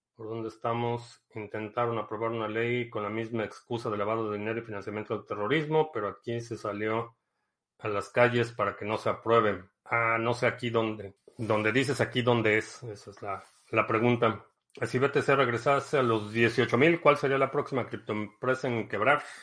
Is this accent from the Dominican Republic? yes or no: no; Mexico City, Mexico; accent: Mexican Spanish; moved away; mi acento, mi cadencia y el tipo de español que hablo te suene como el chavo del 8, porque a lo mejor es la única experiencia que tienes de el español mexicano. Y soy de la Ciudad de México